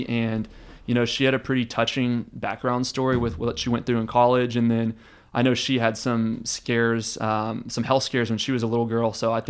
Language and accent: English; Michigan, United States; I'm actually from Michigan, but...